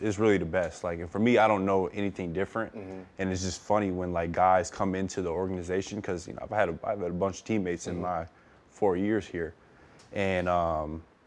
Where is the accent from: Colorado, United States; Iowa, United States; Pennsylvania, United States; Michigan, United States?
Michigan, United States; Flint; moved away as an adult; also born or lived in Utah / Los Angeles; I'm from Flint, Michigan. Super small town